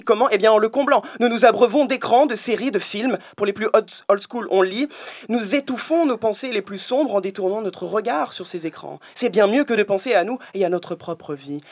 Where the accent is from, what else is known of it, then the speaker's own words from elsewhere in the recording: France; je suis français